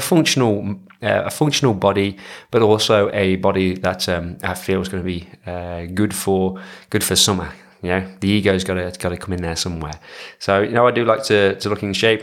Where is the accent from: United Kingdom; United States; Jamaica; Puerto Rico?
United Kingdom; England; moved away; being an English person